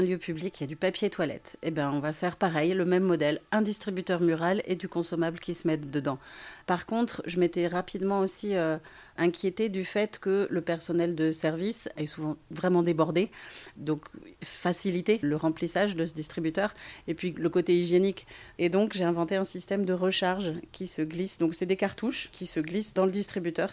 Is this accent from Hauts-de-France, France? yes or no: no; Brittany, France; je suis une petite bretonne